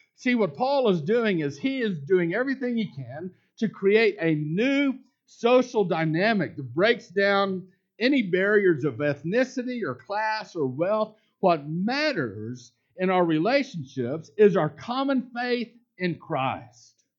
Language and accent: English; Houston and Dallas, Texas, United States; also born or lived in Lubbock, Texas; I grew up in Houston and Dallas. The smallest town that I ever lived in growing up was Lubbock, Texas